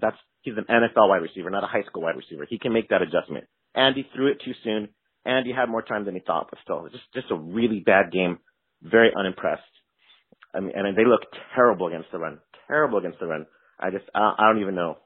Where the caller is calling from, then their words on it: Southern California, United States; I'm calling from Southern California.